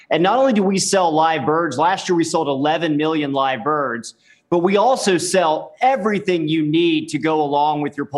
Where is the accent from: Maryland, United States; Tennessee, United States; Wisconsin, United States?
Tennessee, United States; I grew up in Tennessee and grew up the out here lifestyle.